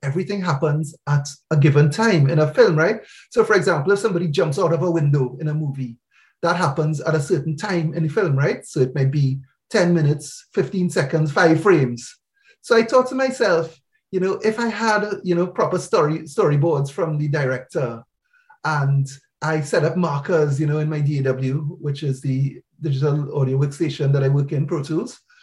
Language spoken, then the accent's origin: English; Trinidad & Tobago; now in United Kingdom; I'm from Trinidad in the Caribbean